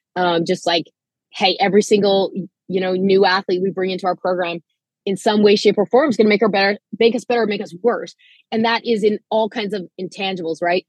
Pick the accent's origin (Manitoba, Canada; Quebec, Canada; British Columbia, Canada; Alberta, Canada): Manitoba, Canada; moved away; I myself was sort of a quasi international student athlete. I'm from Canada